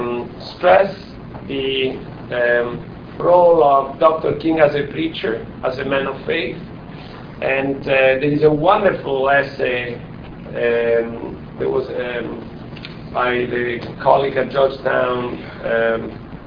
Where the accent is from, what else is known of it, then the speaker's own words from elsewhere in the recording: Italy; English is a second language; moved away as an adult; now in United States; I'm not American. Maybe it's strange for some of you, but I'm still Italian. Your accent, my accent clearly reveals me